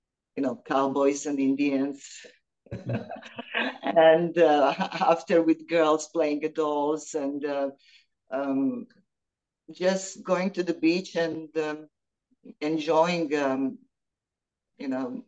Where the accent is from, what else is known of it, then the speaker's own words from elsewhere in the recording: Split, Split-Dalmatia County, Croatia; moved away as an adult; now in United States; growing up in Split was amazing time